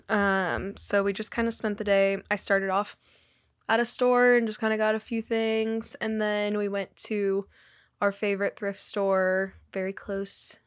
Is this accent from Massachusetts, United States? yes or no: no; California, United States; now in Pennsylvania, United States; growing up in California